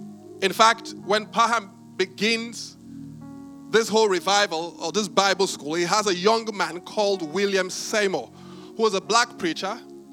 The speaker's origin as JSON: {"language": "English", "country": "Benin", "tie": "born or raised there", "said": "When I was growing up, I grew up in Benin"}